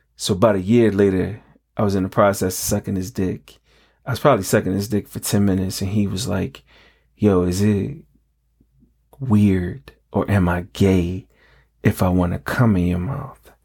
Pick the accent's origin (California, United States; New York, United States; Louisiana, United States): New York, United States; growing up in New York, we had the aluminum can recycling program